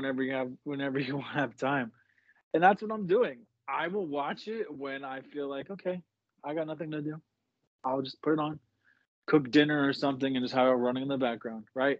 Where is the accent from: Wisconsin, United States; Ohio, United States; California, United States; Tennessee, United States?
California, United States; I'm from California